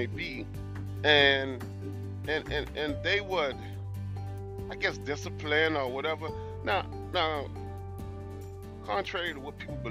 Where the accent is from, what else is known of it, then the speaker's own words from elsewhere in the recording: Hollywood, South Carolina, United States; I grew up in South Carolina, down in a place called Edisto's, Hollywood, South Carolina.